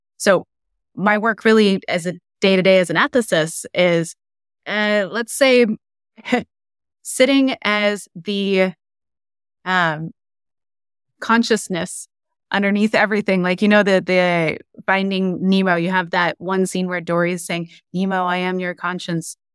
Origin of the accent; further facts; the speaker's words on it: Silicon Valley, California, United States; I grew up in the Silicon Valley, so I grew up around A I.